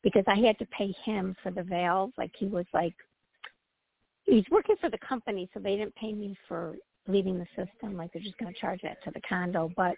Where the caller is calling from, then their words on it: Midwest, United States; From the Midwest.